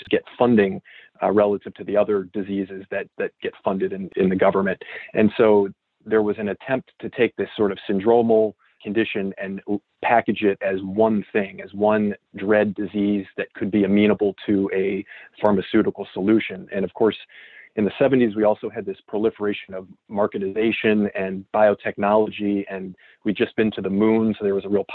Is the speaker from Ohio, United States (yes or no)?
yes; Cleveland, Ohio, United States; moved away; I'm from Cleveland, Ohio, originally